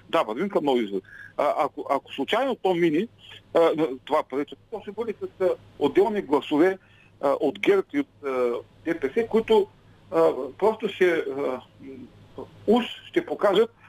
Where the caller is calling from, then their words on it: Ruse, Ruse Province, Bulgaria; от Русе.